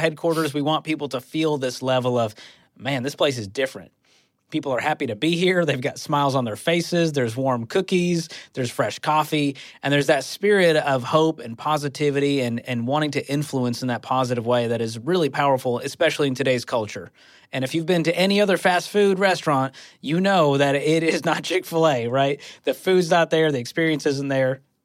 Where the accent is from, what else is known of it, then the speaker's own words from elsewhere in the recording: Dedham, Massachusetts, United States; now in Franklin, Tennessee, United States; my hometown in Dedham, Massachusetts